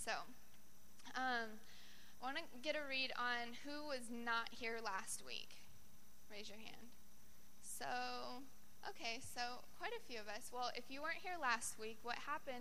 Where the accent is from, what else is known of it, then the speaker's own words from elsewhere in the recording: Colorado, United States; moved away as an adult; now in Sacramento, United States; I'm from Colorado, and I came out here to do an internship